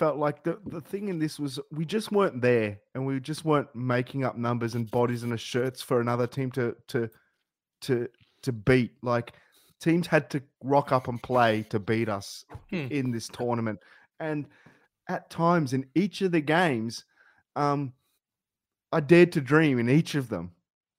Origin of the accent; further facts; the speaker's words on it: Australia; We're true to who we are. As Australians, as Australian footballers